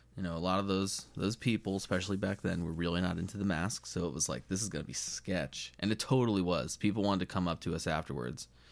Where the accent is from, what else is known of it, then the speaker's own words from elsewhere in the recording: United States; being American